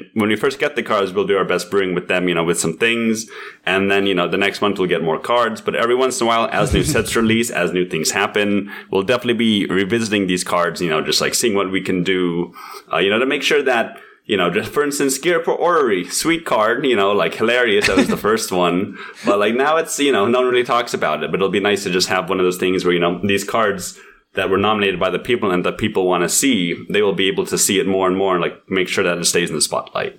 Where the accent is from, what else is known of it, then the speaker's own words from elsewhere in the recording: United States; I'm American